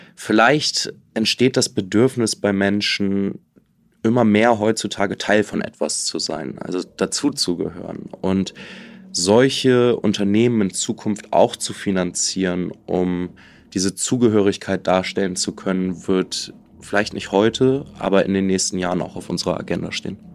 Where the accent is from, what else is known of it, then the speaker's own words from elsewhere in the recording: Germany; now in Liechtenstein; als Deutscher